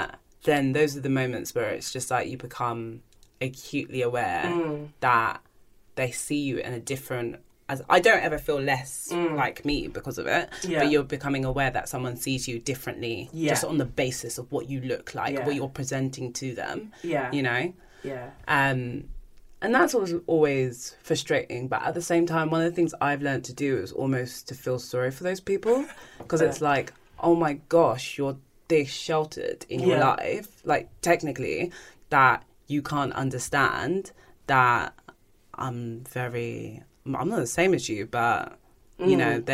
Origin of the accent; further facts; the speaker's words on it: Nigeria; I've been given a lot, but people don't usually tend to think I'm Nigerian.